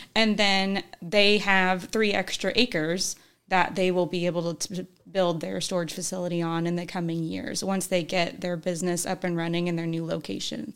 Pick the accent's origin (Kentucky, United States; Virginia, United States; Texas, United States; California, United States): Kentucky, United States; Northern; also born or lived in Illinois; we went to high school up in Northern Kentucky